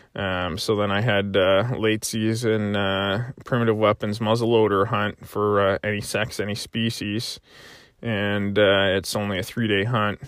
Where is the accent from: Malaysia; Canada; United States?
Canada; Prince Edward Island; growing up in, uh, in P